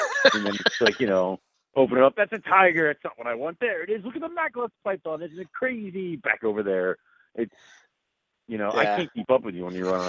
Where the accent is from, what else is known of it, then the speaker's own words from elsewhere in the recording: Texas, United States; So I'm a Texan.